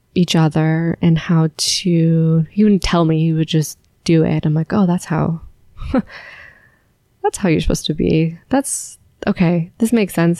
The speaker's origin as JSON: {"language": "English", "town": "San Francisco", "region": "California", "country": "United States", "tie": "born or raised there", "also_born_or_lived": "Alabama", "moved": "as an adult", "lives_now": "Charlotte, United States", "said": "where we grew up and growing up in San Francisco"}